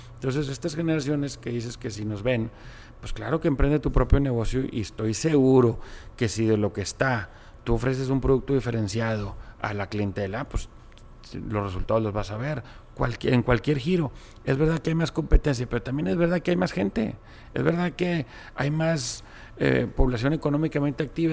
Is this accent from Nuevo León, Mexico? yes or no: yes; Monterrey, Nuevo León, Mexico; nací aquí en Monterrey y vengo de una familia de origen árabe